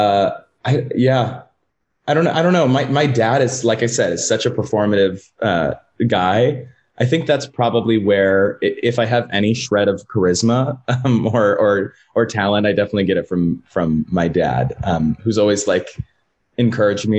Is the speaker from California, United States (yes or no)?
yes; Sacramento, California, United States; moved away as an adult; also born or lived in Texas; born and raised in Sacramento.